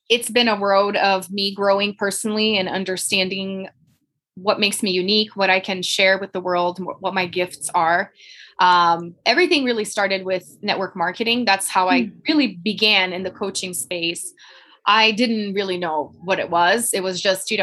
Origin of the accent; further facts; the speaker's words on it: Brazil; English is a second language; moved away as an adult; now in Colorado, United States; I'm from Brazil originally